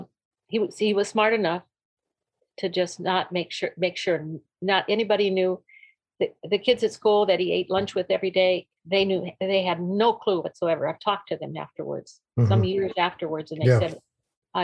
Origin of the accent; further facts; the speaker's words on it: North Dakota, United States; We were born and raised in North Dakota, my husband and I both